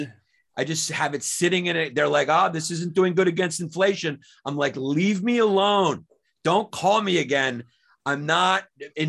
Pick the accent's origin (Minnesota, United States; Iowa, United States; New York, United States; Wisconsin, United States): New York, United States; New York City; moved away as an adult; I'm from New York. I grew up there.